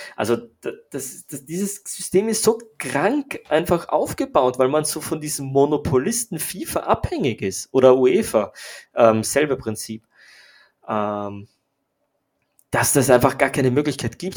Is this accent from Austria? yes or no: yes; Austria; für mich als, als Österreicher